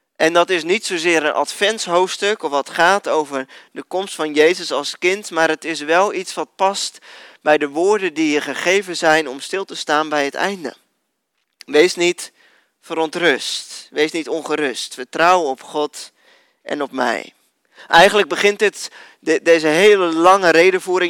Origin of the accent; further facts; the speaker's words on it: Netherlands; als Nederlanders